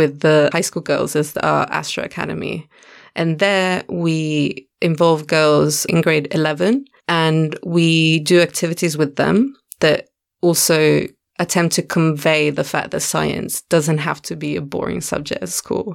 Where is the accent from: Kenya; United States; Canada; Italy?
Italy; moved away as an adult; now in Cape Town, South Africa; I'm originally from Italy, and I've been here in Cape Town for 3 years now